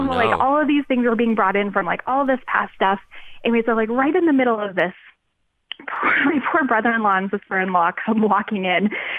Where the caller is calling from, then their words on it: Denver, Colorado, United States; So I live in Denver, Colorado.